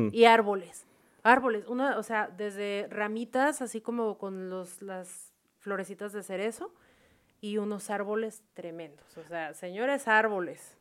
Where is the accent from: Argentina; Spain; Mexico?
Mexico; moved away as an adult; now in Vietnam; los que somos de México